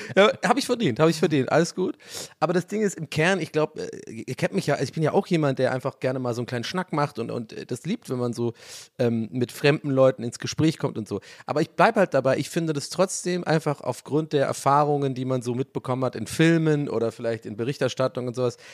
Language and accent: German; Swabia, Germany; bei uns im Schwabenland